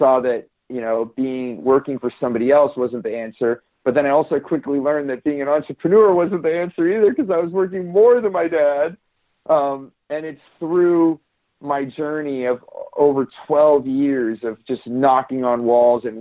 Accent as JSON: {"language": "English", "area": "Silicon Valley", "region": "California", "country": "United States", "tie": "born or raised there", "said": "I grew up in Silicon Valley in California"}